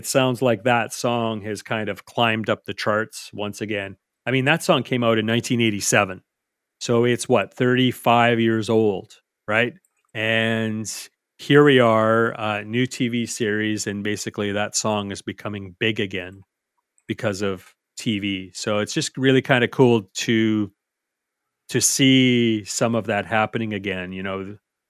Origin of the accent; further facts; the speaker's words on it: Canmore, Alberta, Canada; a good part of it was filmed in Canmore. So my hometown.